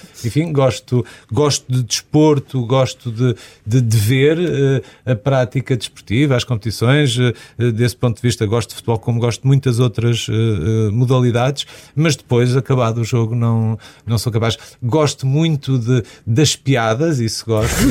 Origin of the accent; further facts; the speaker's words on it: Viseu, Portugal; also born or lived in Porto; eu sou de Viseu